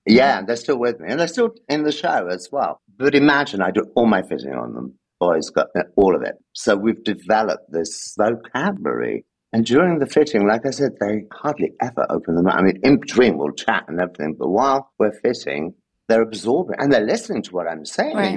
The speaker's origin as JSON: {"language": "English", "region": "London", "country": "United Kingdom", "tie": "born or raised there", "also_born_or_lived": "Gibraltar", "moved": "as an adult", "lives_now": "Paris, France", "said": "I grew up in London, but it was South London"}